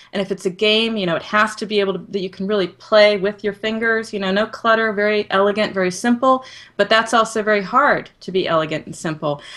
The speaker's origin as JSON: {"language": "English", "country": "United States", "said": "as an American"}